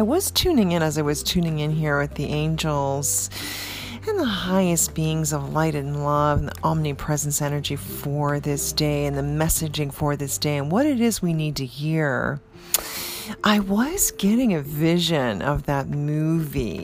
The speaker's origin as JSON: {"language": "English", "country": "Canada", "tie": "born or raised there", "moved": "yes", "lives_now": "New York, United States", "said": "Growing up in Canada"}